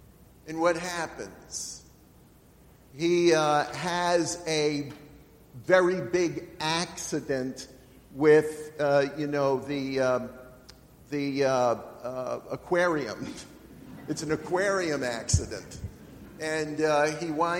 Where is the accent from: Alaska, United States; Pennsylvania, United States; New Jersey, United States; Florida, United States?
Pennsylvania, United States; York; I live in York.